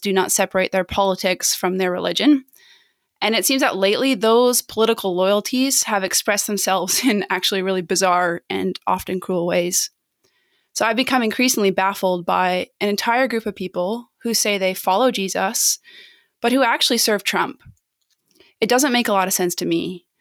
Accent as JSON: {"language": "English", "country": "Canada", "said": "as a Canadian"}